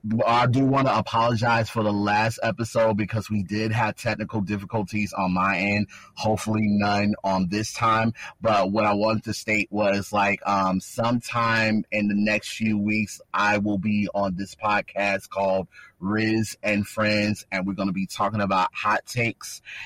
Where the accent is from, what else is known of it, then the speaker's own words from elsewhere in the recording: Louisville, Kentucky, United States; I'm from the 502. I'm from Louisville. Like, I'm from them streets like that, where it's all about respect.